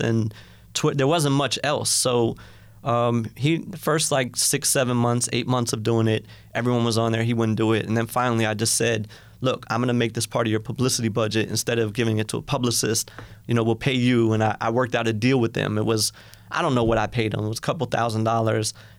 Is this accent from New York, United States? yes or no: yes; White Plains, New York, United States; I was from White Plains